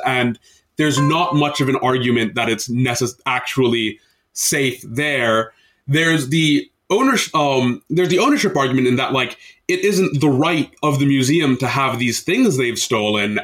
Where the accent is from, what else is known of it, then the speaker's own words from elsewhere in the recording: United States; an Indian Muslim dude living in the U S for my entire life